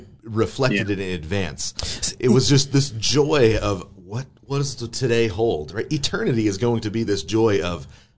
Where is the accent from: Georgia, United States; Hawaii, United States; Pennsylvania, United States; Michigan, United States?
Georgia, United States; Atlanta; I'm having a really hard time connecting with them because of how I grew up in Atlanta, right?